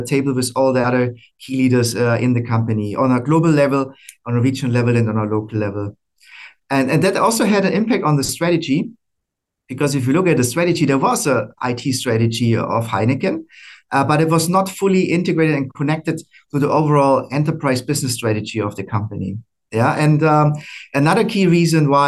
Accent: Germany; moved away as an adult; also born or lived in Americas / Asia Pacific; now in Singapore; I'm originally from Germany

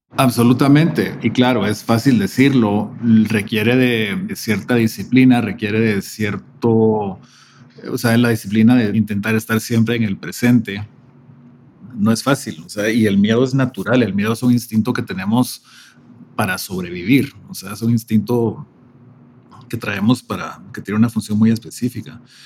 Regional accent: Guatemala City, Guatemala Department, Guatemala; moved away as an adult; also born or lived in Atlanta, United States / Mexico City, Mexico / San Cristóbal de las Casas, Mexico; Creciendo en Guatemala, en los 70s y 80s

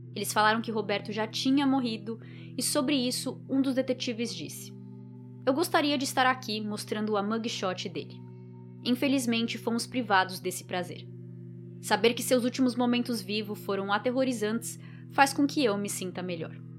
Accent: Brazil; now in Florida, United States; de onde eu sou

